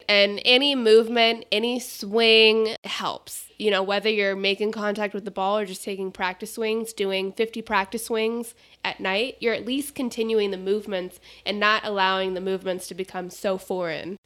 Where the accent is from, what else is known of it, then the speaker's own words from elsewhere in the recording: Phoenix, Arizona, United States; also born or lived in North Carolina; I grew up here in Phoenix